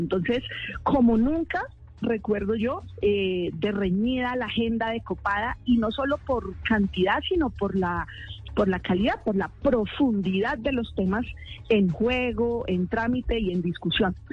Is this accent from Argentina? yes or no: no; Arbeláez, Cundinamarca, Colombia; moved away; Arbela es Cundinamarca, mi pueblo